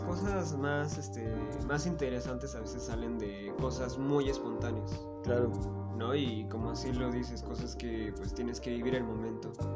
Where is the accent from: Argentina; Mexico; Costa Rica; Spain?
Mexico; Chiautempan, Tlaxcala; nosotros somos de Chautempan